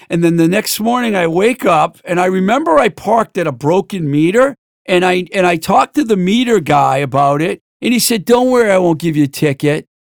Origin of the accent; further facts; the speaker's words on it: Boston, Massachusetts, United States; she knows I'm from Boston